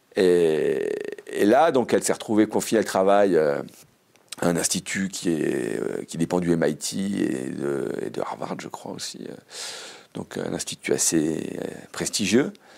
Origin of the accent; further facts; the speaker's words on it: Savoy, Auvergne-Rhône-Alpes, France; je suis savoyard